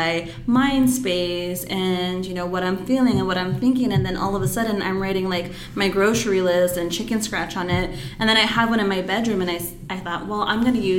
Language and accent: English; Phoenix, Arizona, United States; I grew up in downtown Phoenix